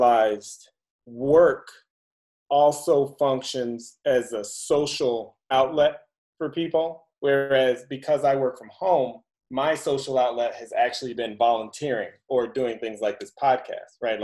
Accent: Chicago, Illinois, United States; also born or lived in California; now in Pflugerville, United States; I'm from Chicago

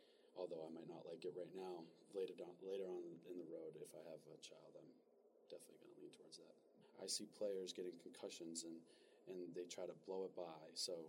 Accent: Massachusetts, United States; I'm from Massachusetts

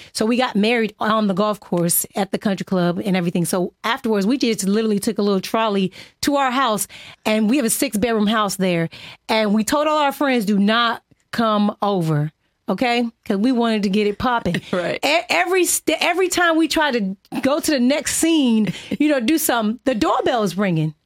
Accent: Inglewood, California, United States; I'm from Inglewood, California

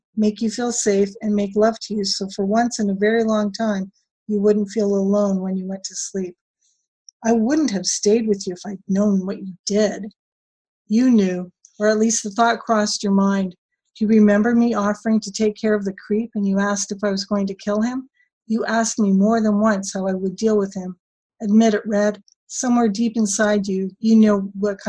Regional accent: Canada; I'm Canadian

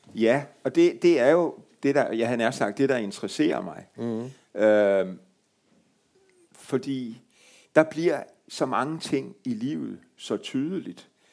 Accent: Marstal, Southern Denmark, Denmark; Hvor jeg kommer fra

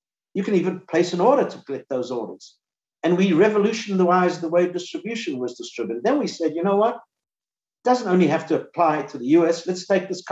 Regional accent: South Africa; now in United States; I grew up in South Africa

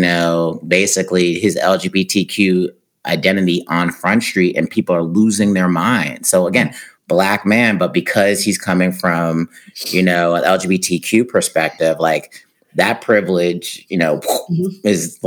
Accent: United States; also born or lived in Uruguay; being American

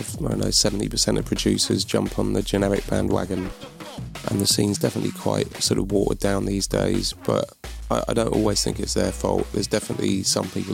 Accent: London, United Kingdom; moved away as an adult; now in Bristol, United Kingdom; I am from London, but I've been up here about 10 years now

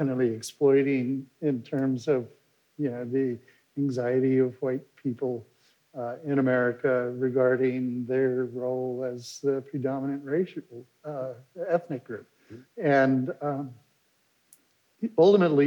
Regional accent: the West, United States; I grew up in the West

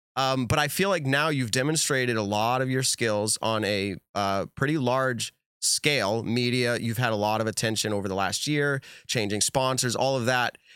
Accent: New England, United States; I'm also from New England

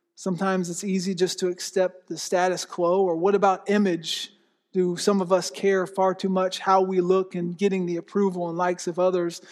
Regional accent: Florida, United States; also born or lived in Pennsylvania; now in Oklahoma, United States; I grew up in Florida

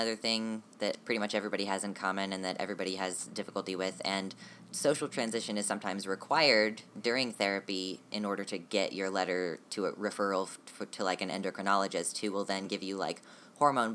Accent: United States; I'm very American

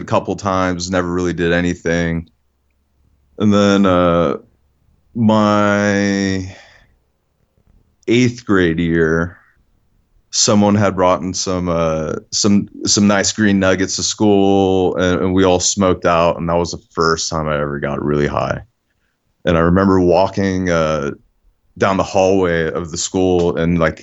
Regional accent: San Francisco Bay Area, California, United States; the place I grew up in the San Francisco area, and it was low income housing

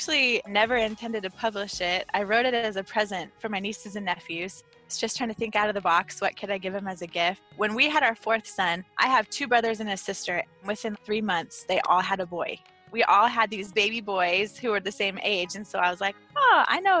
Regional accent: Central Florida, United States; now in Houston, United States; I grew up in Central Florida.

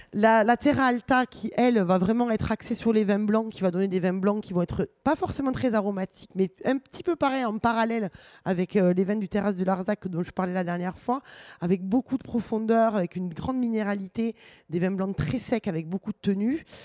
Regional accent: Toulouse, Occitania, France; chez nous à Toulouse

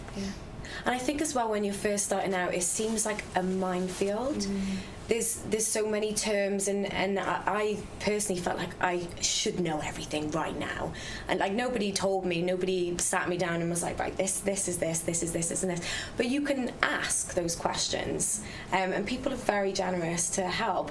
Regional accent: Wales, United Kingdom; we're all Welsh

